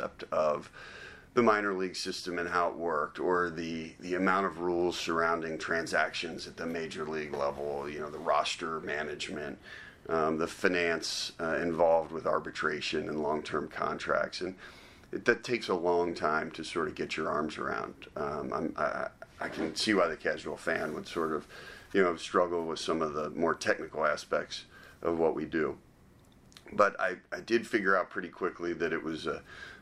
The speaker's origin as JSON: {"language": "English", "town": "Cincinnati", "region": "Ohio", "country": "United States", "tie": "born or raised there", "said": "someone like me who was born and raised in Cincinnati."}